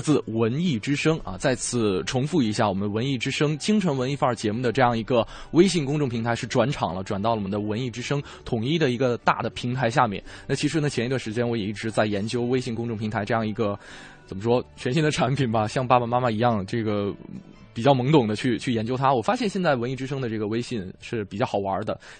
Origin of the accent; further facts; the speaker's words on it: China; 也是用味觉联系起我们中国人这样一种家的情感。